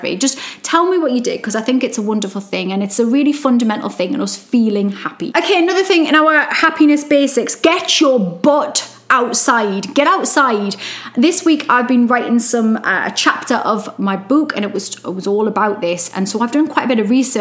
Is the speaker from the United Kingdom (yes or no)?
yes; Newcastle upon Tyne, North East England, United Kingdom; accent: Geordie; I'm Geordie